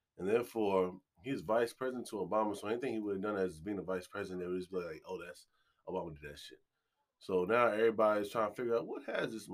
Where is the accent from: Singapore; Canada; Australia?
Australia; I'm Australian, mate.